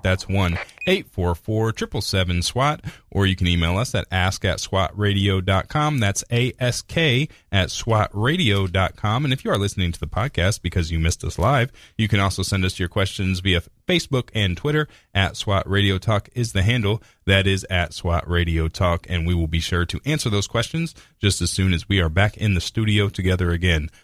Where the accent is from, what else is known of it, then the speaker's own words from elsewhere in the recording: United States; we're American